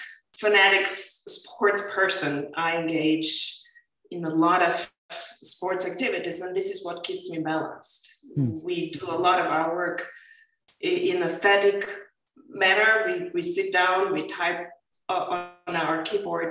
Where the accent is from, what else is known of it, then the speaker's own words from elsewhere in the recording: Bulgaria; moved away as an adult; also born or lived in Amsterdam, Netherlands; I grew up in Bulgaria